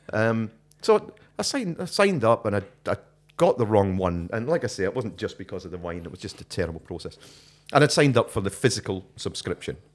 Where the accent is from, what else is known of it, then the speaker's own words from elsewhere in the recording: Scotland, United Kingdom; moved away; my Scottishness